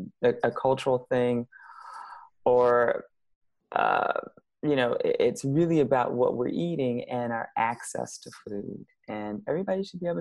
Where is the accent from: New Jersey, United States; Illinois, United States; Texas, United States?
Illinois, United States; Chicago; I'm from Chicago.